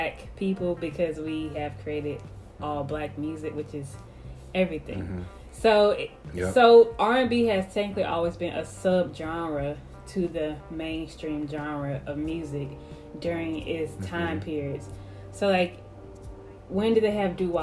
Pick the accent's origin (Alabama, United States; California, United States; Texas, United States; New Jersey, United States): Alabama, United States; Mobile; I'm from Mobile, Alabama